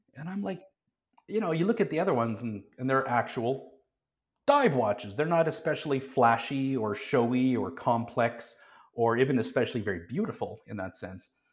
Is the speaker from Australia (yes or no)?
no; Calgary, Alberta, Canada; I grew up in Calgary, um, quite close to the Rocky Mountains